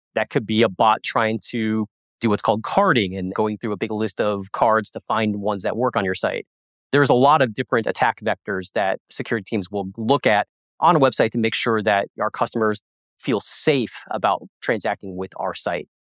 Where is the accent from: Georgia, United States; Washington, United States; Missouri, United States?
Missouri, United States; Springfield; I'm actually from Springfield, Missouri